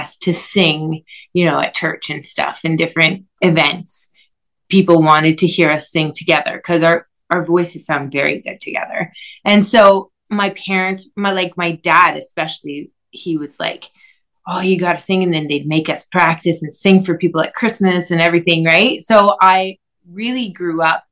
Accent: Quebec, Canada; French. I'm from Quebec.

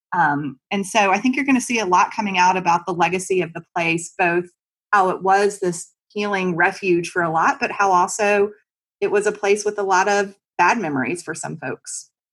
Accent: United States; also born or lived in Mississippi; now in North Carolina, United States; growing up in Texas and Mississippi

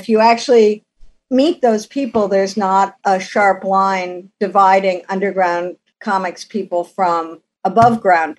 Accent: Ohio, United States; It was a steel town when I was growing up, so we had these beautiful magenta sunsets.

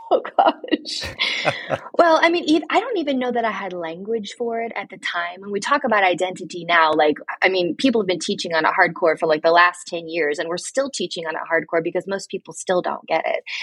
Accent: Mansfield, Ohio, United States; now in Mount Vernon, United States; I grew up actually in Mansfield, Ohio, a very small town about an hour north of Columbus.

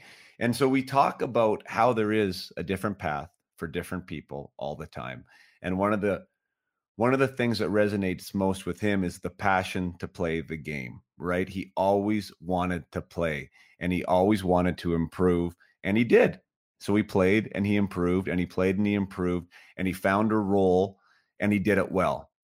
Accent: Vernon, British Columbia, Canada; my hometown, and that hometown is Vernon, British Columbia

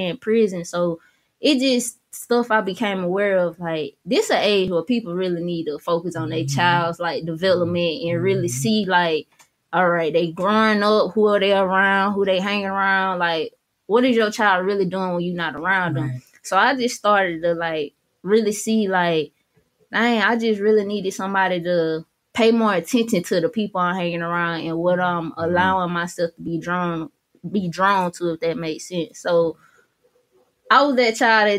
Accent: Georgia, United States; moved away; I'm really from Georgia. My mom from Florida. My dad from here

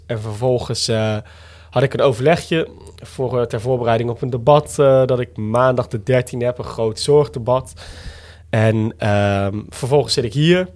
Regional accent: Roderwolde, Drenthe, Netherlands; also born or lived in Groningen; dorp waar ik vandaan kwam.

